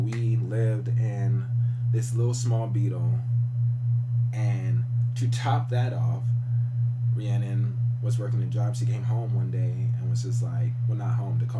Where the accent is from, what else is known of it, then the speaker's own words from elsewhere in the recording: Riverside, California, United States; moved away as an adult; also born or lived in Monterey County, California / Oakland, California / Ohio; So originally from Riverside, lived there most of my life. I moved up north to Monterey County about three, four years ago.